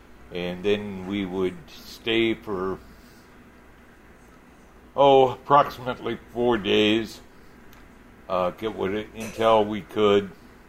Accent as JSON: {"language": "English", "town": "Minneapolis", "region": "Minnesota", "country": "United States", "said": "I'm originally from Minneapolis."}